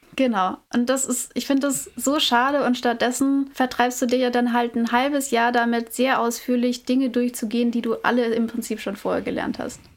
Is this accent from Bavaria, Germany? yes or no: yes; Nuremberg, Bavaria, Germany; ich komme aus Nürnberg.